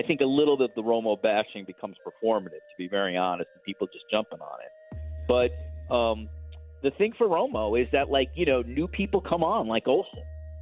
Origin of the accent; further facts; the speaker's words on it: United States; moved away as an adult; now in Toronto, Canada; Now living in Toronto as an American, I live in a city, honestly, that reminds me the most of Chicago